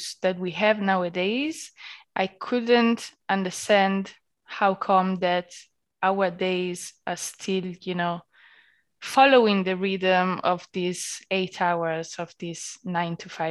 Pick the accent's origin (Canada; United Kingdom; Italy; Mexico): Italy; moved away as an adult; now in Berlin, Germany; being Italian